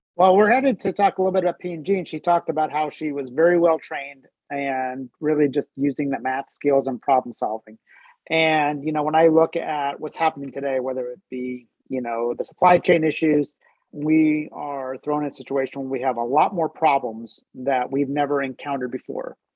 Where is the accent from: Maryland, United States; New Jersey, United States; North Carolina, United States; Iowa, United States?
New Jersey, United States; now in Cincinnati, United States; I grew up in New Jersey